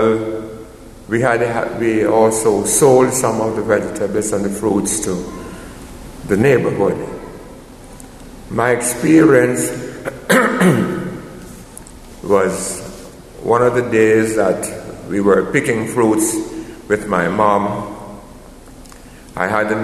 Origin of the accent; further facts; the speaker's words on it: Jamaica; moved away; Growing up in Jamaica, my parents had land